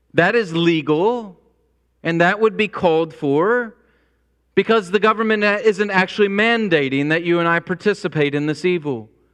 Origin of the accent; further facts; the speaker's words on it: United States; I'm an American.